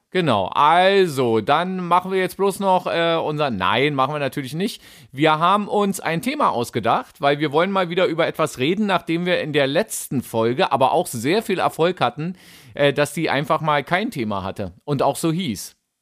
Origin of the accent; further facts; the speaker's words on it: Berlin, Germany; Ich bin ja auch an der Spree geboren. Berlin-Mitte-Boy.